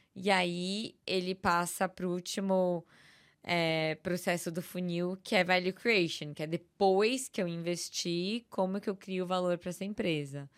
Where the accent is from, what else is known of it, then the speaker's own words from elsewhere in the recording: São Paulo, Brazil; eu sou paulista, paulistana, nascida, criada, vivida